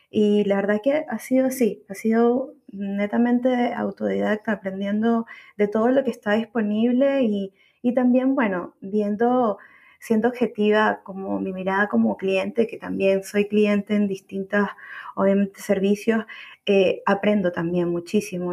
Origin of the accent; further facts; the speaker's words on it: Caracas, Capital District, Venezuela; moved away as an adult; now in Santiago, Chile; soy, soy venezolana, nacida en Caracas, Venezuela, viviendo en Santiago de Chile ya hace más de seis años